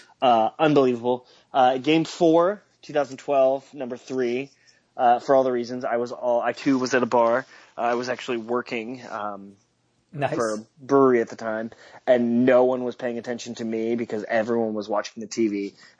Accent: Seattle, Washington, United States; I grew up in Seattle

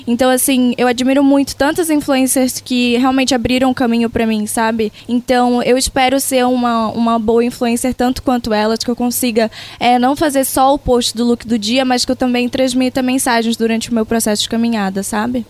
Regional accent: interior of Pará, Brazil; now in São Paulo, Brazil; apesar de eu não ser uma pessoa, né, naturalmente paulista, mas eu sou lá do Pará, eu trago minhas raízes de lá

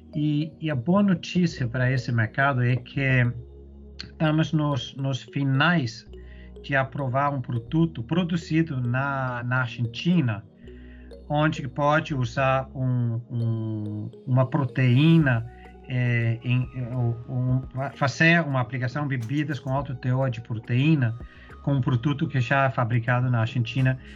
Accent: Denmark; Portuguese is a second language; moved away as an adult; also born or lived in Europe / Middle East; now in Brazil; eu sou dinamarquês

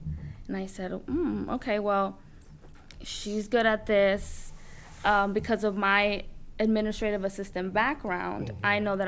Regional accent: Dominican Republic; now in United States; Because like you, I came from another country. So I was born in Dominican Republic. So I grew up with my aunt, well, obviously my parents, but my aunt was a big part of my life growing up.

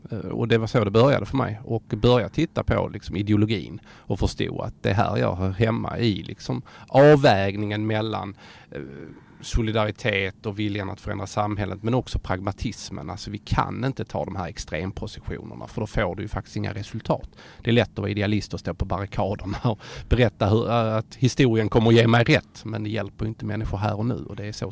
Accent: Skåne, Sweden; ödmjuk som skåning som man är

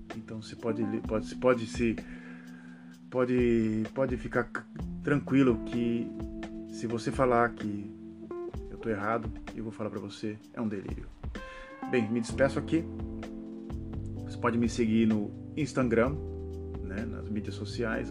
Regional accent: Santos, São Paulo, Brazil; moved away; eu sou da cidade de Santos

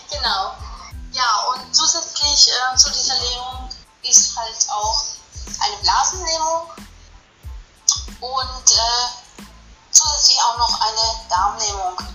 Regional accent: Frauenberg, Germany; ich bin aus Frauenberg.

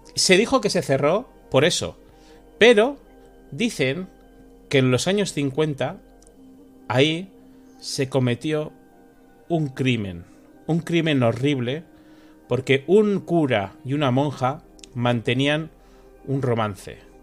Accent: San Sebastián, Basque Country, Spain; moved away as an adult; now in Madrid, Spain; yo soy de San Sebastián, pero estoy viviendo en Madrid estos últimos años

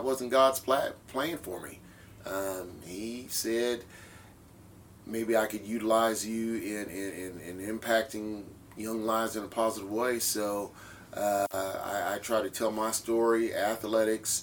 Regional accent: Midwest, United States; moved away; I'm from the Midwest

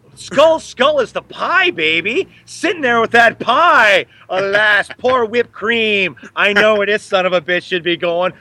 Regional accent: Los Angeles, California, United States; growing up in Los Angeles

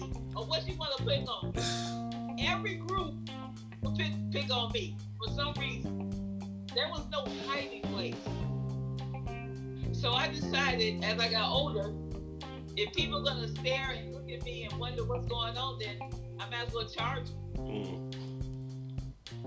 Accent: Chicago, Illinois, United States; I was born in the Windy City

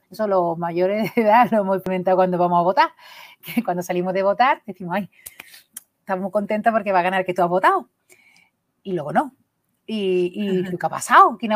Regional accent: Burgos, Castile and León, Spain; que sé que en Burgos son peña porque vengo de Burgos

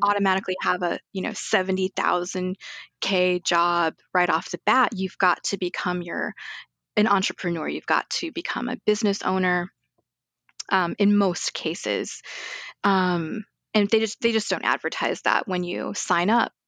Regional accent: Arizona, United States; also born or lived in Guyana; now in Chicago, United States; I was raised in Arizona

